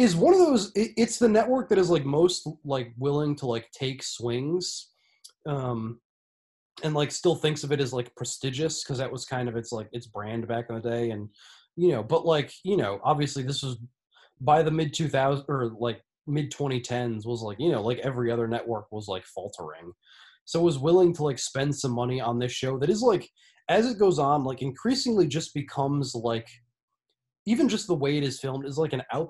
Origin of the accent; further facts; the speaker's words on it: Netherlands; I'm from the Netherlands, but...